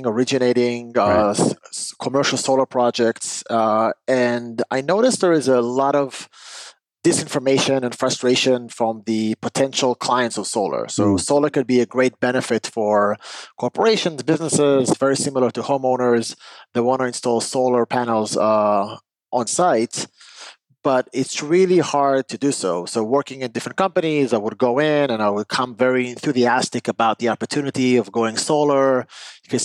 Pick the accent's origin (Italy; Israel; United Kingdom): Israel; moved away; I'm originally from Israel when I grew up